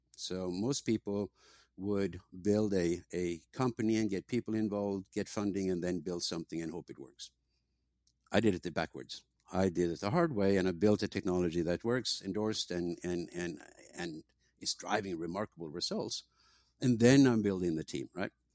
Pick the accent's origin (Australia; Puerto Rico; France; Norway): Norway; moved away as an adult; also born or lived in England; now in San Diego, United States; I grew up in Norway, went to university in England, uh, and came to, to San Diego